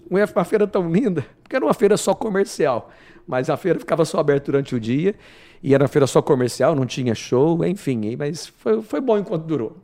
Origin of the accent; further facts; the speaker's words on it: Goiânia, Goiás, Brazil; moved away as an adult; also born or lived in Maringá, Paraná; now in Rondonópolis, Brazil; Vim de Goiânia, diretamente de Goiânia, mas nasci em Maringá. Então costumo brincar que eu sou paranaense de nascença, goiano de coração e mato-grossense de convicção